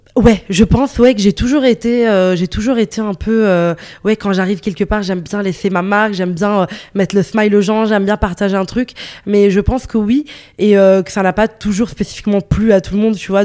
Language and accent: French; northern Italy, Italy; also born or lived in Morocco (ancestry); now in Brussels, Belgium; j'ai grandi en Italie, j'ai vécu, enfin, je suis née en Italie, euh, dans, dans, le nord de l'Italie